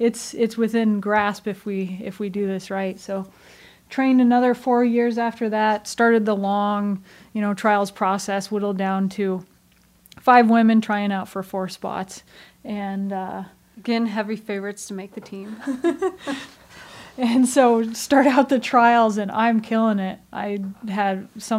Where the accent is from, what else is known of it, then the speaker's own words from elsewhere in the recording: United States; we, as Americans